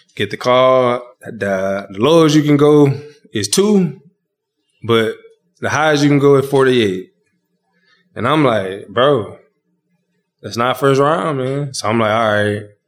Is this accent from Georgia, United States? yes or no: yes; Dry Branch, Georgia, United States; moved away as an adult; also born or lived in Michigan; in my hometown at my grandparents' house